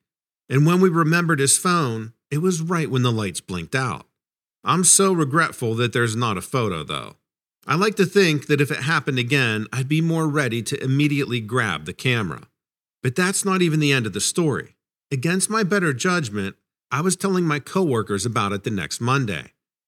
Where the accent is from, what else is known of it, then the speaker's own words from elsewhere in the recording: New England, United States; I grew up in New England, and as you're probably aware, there are plenty of legends up there.